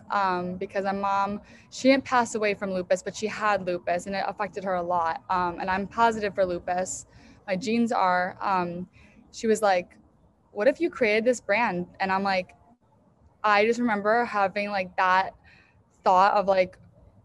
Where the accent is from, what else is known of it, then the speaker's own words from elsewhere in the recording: Chicago, Illinois, United States; moved away; also born or lived in New York; I grew up in Chicago area outside of the city.